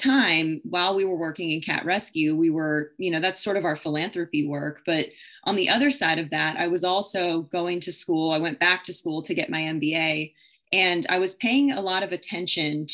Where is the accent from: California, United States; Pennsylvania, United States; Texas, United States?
Pennsylvania, United States; Allentown; I'm from Allentown, Pennsylvania, grew up there with quite a big family